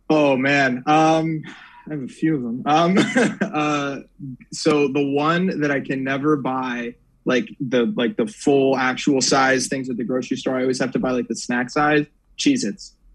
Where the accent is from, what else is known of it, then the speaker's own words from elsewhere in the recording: Virginia, United States; Yeah, born and raised in Northern Virginia. Northern Virginia.